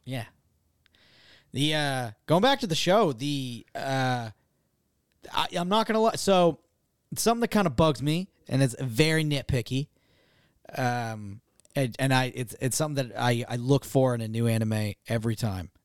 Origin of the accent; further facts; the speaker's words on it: Massachusetts, United States; I'm from Massachusetts